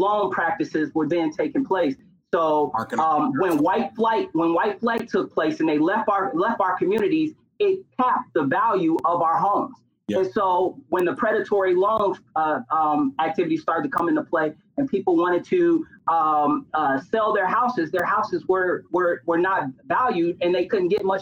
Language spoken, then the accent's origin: English; Gary, Indiana, United States; Gary, Indiana, my hometown